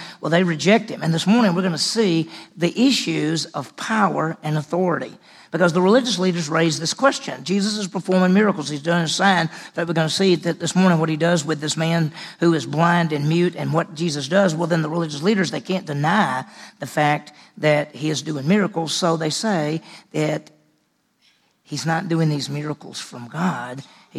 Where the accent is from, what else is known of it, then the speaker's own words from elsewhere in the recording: Meridian, Mississippi, United States; moved away; also born or lived in Dallas, Texas; I was in Mississippi, and where we grew up in Meridian.